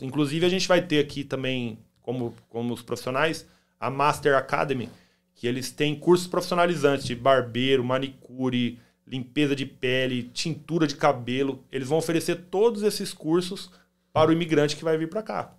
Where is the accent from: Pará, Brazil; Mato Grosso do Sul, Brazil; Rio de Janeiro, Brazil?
Mato Grosso do Sul, Brazil; Campo Grande; now in United States; Eu sou de Campo Grande, Mato Grosso do Sul